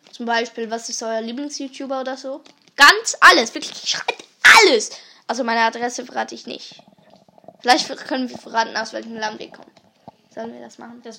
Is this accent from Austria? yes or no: no; Switzerland; Also Österreich kommen wir nicht. {S1} Deutschland nee. auch nicht. {S0} Wir kommen aus der Schweiz.